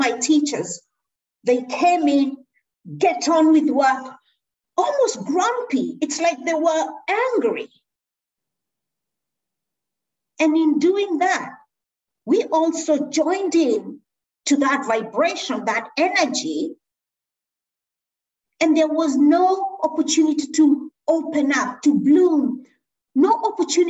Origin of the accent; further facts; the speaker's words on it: Kenya; moved away; I was born in Kenya.